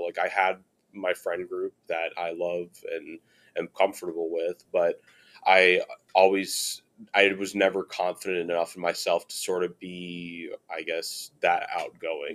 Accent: Chicago, Illinois, United States; also born or lived in Virginia; now in Cincinnati, United States; I'm from Chicago

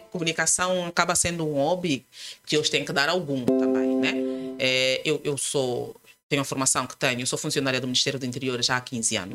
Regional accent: Luanda, Luanda Province, Angola; Luanda. Os meus pais são da Gabela. Eu sempre digo que nasci na Gabela, mas não.

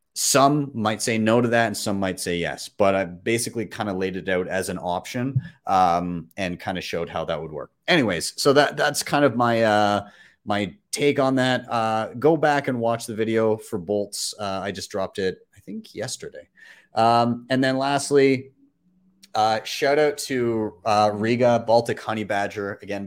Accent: Calgary, Alberta, Canada; my hometown

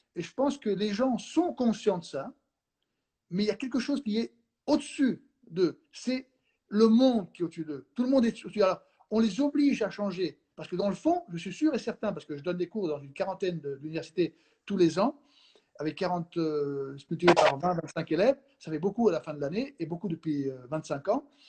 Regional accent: Spain; moved away; je suis espagnol

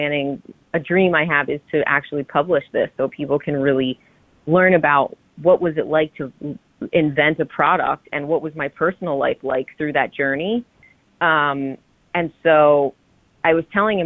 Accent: New Jersey, United States; I'm from Jersey.

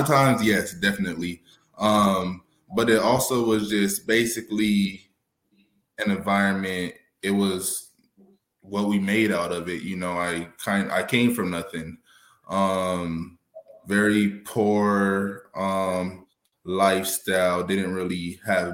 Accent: Arizona, United States; also born or lived in California; I'm originally from California, basically Arizona. I've been out here since I was six. So I've been out here longer than out there. So I'm an Arizona native

